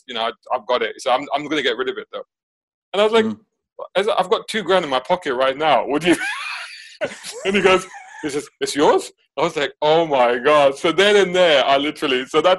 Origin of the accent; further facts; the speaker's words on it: Saudi Arabia; So when we were back in Saudi, so I grew up in Saudi in the 80s. My dad worked out there.